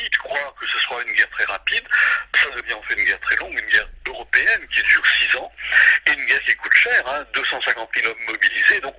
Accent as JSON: {"language": "French", "region": "Brittany", "country": "France", "said": "je suis breton"}